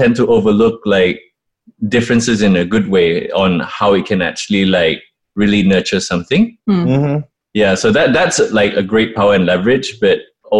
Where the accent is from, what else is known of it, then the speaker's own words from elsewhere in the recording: Miri, Sarawak, Malaysia; moved away as an adult; also born or lived in London, United Kingdom / Kuala Lumpur, Malaysia; I'm actually from Miri, Sarawak, you know? So, and when I was a kid, I grew up in London like for 5 years, you know? And then when I was 18, I moved to KL. Then around 20 something, I decided to move, basically live and work here.